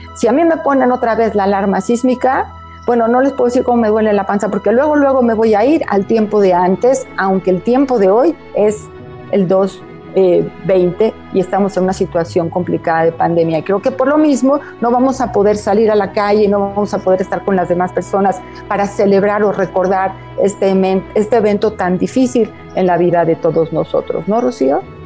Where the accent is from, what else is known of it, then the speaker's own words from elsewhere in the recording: Mexico; somos mexicanos